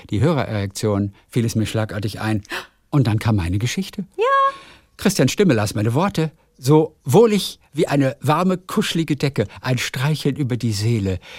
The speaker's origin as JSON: {"language": "German", "town": "Heinsberg", "region": "North Rhine-Westphalia", "country": "Germany", "said": "Ich komme aus Heinsberg, ja, der Ort von Corona, in der Nähe von Köln."}